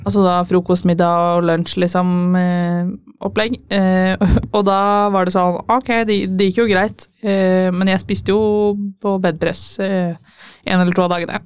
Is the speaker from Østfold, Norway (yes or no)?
yes; Fredrikstad, Østfold, Norway; now in Trondheim, Norway; jeg kommer fra Fredrikstad.